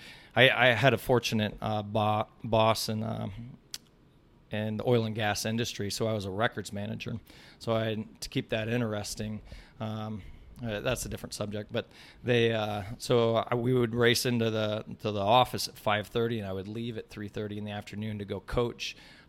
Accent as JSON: {"language": "English", "town": "Ames", "region": "Iowa", "country": "United States", "tie": "born or raised there", "said": "So I actually graduated from Ames High. I grew up in Ames, Iowa, and I was a member of ACAC all the way up through my youth"}